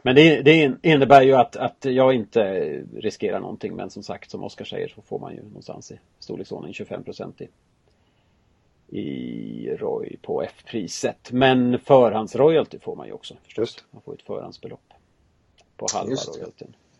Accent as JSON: {"language": "Swedish", "region": "Dalarna County", "country": "Sweden", "said": "Jag är ju från Dalarna"}